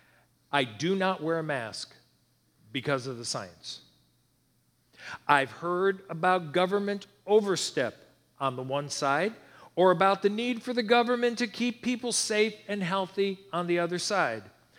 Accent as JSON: {"language": "English", "country": "United States", "tie": "born or raised there", "said": "I feel blessed to be born here"}